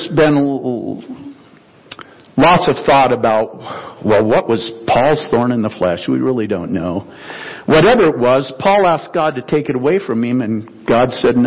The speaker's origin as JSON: {"language": "English", "area": "the Northwest", "region": "Pacific Northwest", "country": "United States", "tie": "born or raised there", "said": "I grew up in the Northwest."}